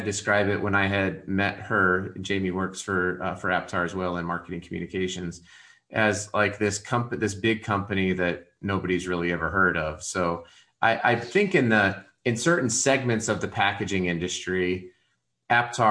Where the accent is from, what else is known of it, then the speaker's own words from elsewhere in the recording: Colorado Springs, Colorado, United States; moved away as an adult; now in Utah, United States; my wife and I's hometown, you know, Colorado Springs